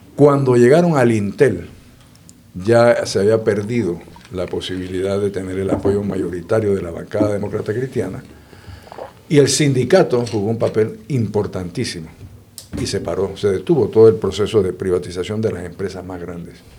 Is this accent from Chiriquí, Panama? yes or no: yes; Boquete, Chiriquí, Panama; yo me crié en Boquete, en Chiriquí.